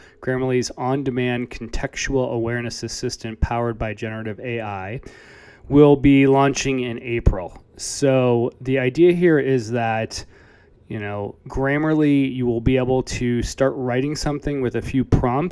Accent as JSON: {"language": "English", "town": "Chicago", "region": "Illinois", "country": "United States", "tie": "born or raised there", "said": "my hometown of Chicago"}